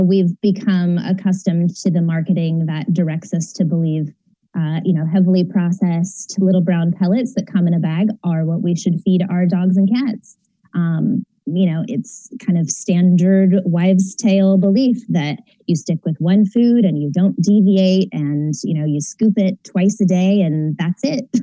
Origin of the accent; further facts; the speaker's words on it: San Diego, California, United States; now in Orange County, United States; I'm in Orange County now, but from San Diego